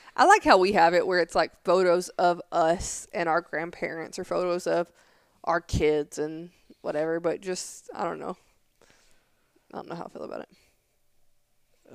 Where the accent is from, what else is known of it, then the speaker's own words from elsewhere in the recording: Tennessee, United States; moved away; I'm from Tennessee